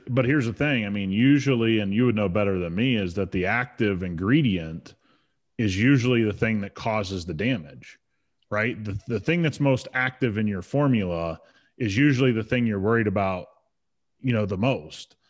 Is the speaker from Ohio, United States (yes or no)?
yes; Ohio, United States; I grew up a Buckeye fan, you know, I grew up around the Buckeyes